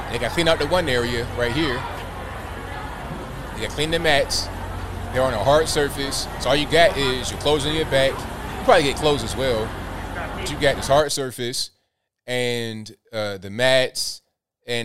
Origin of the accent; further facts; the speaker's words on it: Virginia Beach, Virginia, United States; also born or lived in Charleston, West Virginia; I was raised in the Virginia Beach, Norfolk, Chesapeake, Portsmouth area.